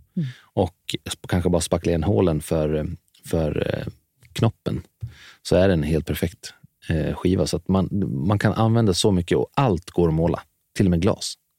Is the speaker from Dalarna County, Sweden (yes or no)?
yes; Dalarna County, Sweden; now in Stockholm, Sweden; jag kommer från Dalarna så har jag alltid haft stora, en stor gård att springa runt på